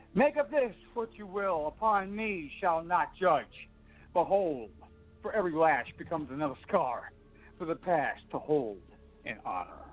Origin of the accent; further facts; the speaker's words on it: Jersey Shore, New Jersey, United States; I'm from Jersey Shore